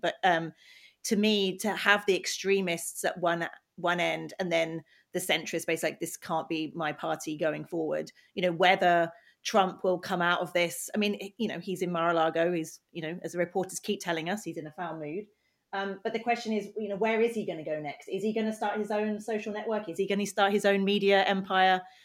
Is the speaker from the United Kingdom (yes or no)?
yes; United Kingdom; now in United States; I'm British